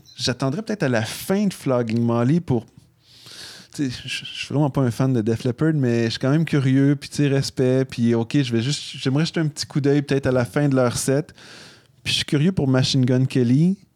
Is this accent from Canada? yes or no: yes; Canada; on est Canadien